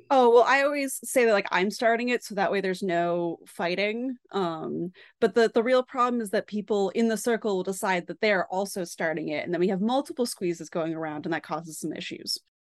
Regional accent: Boston, Massachusetts, United States; I am from the Boston area

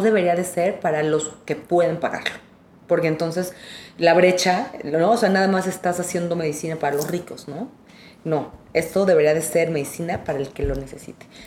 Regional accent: Mexico; Somos mexicanos y, este, no, de aquí somos, somos de esta tierra

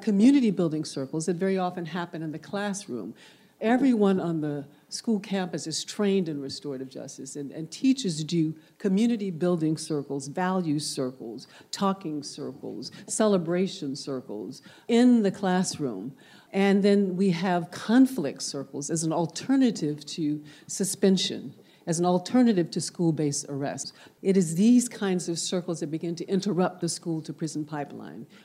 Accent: Birmingham, Alabama, United States; born or raised there; now in Oakland, United States

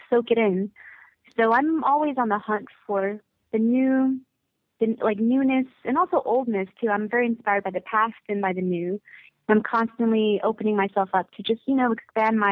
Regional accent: United States; also born or lived in California / Florida; I was born in America, and I had a really tough time relating to a lot of people at my school, because when I was in California, there was nothing but Asian people at my school

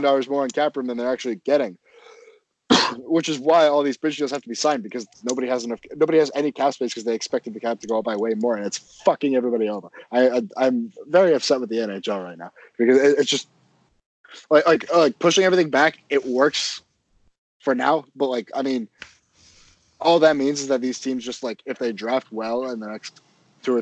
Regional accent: Florida, United States; I grew up in Florida

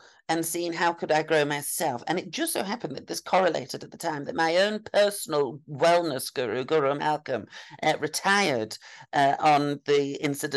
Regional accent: Yorkshire and the Humber, United Kingdom; as a Yorkshire woman

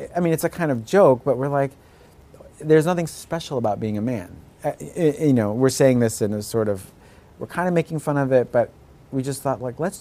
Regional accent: United States; I'm first-generation American

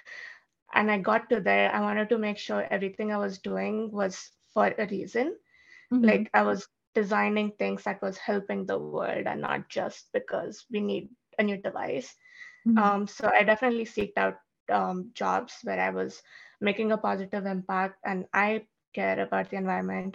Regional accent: India; moved away; I grew up in India, I had never used or seen a lawnmower because we don't have

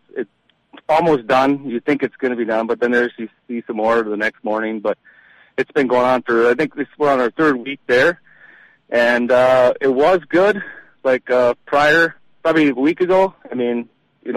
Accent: Lake Winnibigoshish, Minnesota, United States; I grew up on Lake Winnipegosh, and I was a dock boy at Tamarack Resort when I was like 14, 15, 16

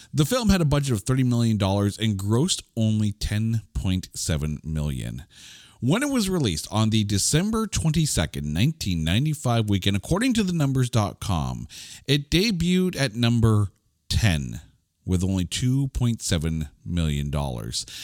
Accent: Canada; as a Canadian

